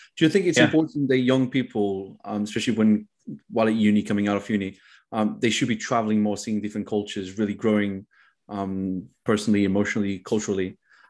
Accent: Portugal; I'm from Portugal.

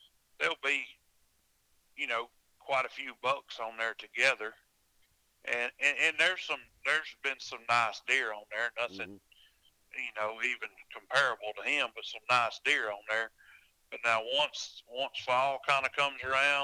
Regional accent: Summerville, Georgia, United States; I'm from Somerville

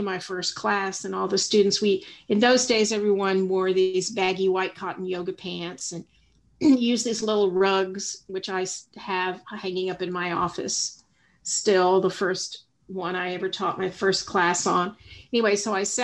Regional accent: the South, United States; I grew up in the South

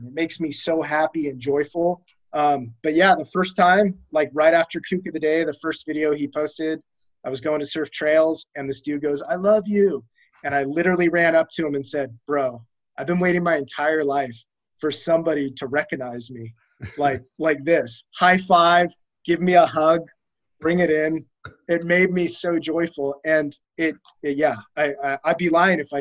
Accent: Aliso Viejo, California, United States; I grew up right up the canyon from you in Aliso Viejo

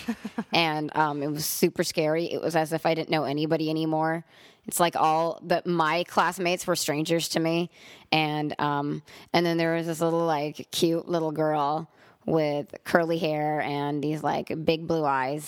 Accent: Los Angeles, California, United States; also born or lived in Montreal; I'm really from Los Angeles

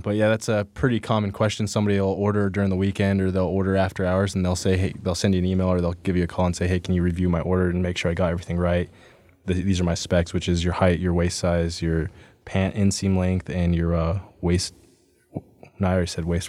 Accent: Pueblo West, Colorado, United States; I'm from Colorado. Uh, grew up in southern Colorado, down in, uh, Pueblo West

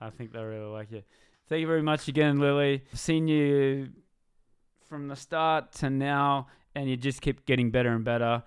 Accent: Australia; I'm from Australia

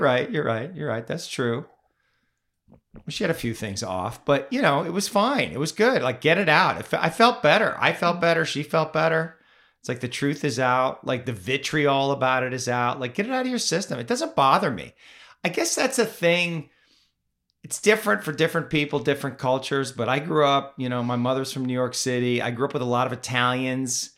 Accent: Canada; now in United States; I grew up in Canada.

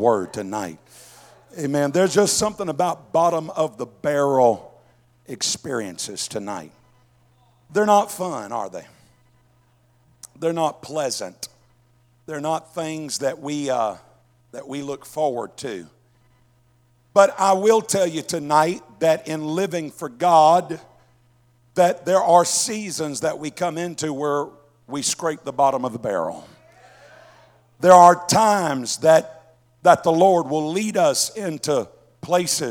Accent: Mississippi, United States; now in Southwest Missouri, United States; living here in Southwest Missouri, I grew up in Mississippi, so we had a lot of sayings down there

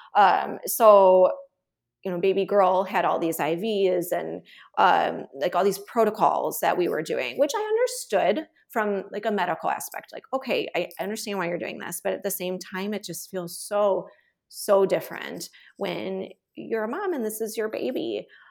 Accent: Chicago, Illinois, United States; moved away; also born or lived in Texas; I'm originally from Chicago, but my husband's a Texan

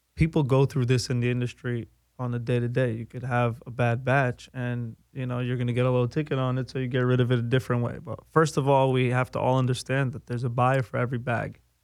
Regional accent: New York City, New York, United States; moved away as an adult; I grew up on the East Coast. I grew up in New York

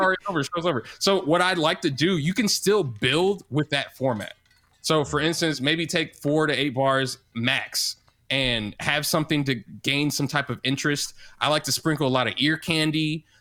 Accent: St. Louis, Missouri, United States; now in Kansas City, United States; I'm from Saint Louis, Missouri, but I live in Kansas City, Missouri

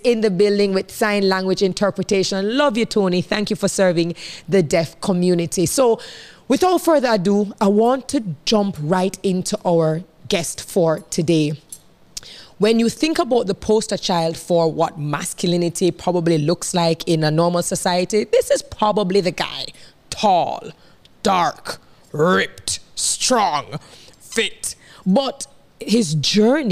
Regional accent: Jamaica; I am your Jamaican girl

